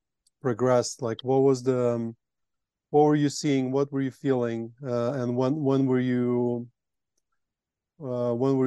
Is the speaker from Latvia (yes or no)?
yes; Latvia; moved away; I come from Latvia